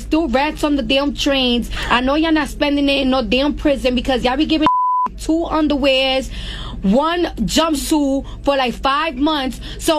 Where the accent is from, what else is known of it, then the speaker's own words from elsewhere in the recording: New York City, New York, United States; I'm from New York